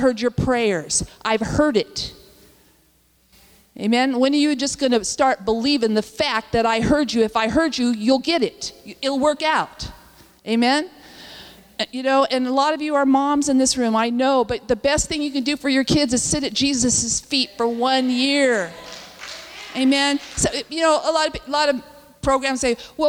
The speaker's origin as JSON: {"language": "English", "town": "Ojai", "region": "California", "country": "United States", "said": "I'm from Ojai. Anybody know? There's nothing there but two streets and mountains"}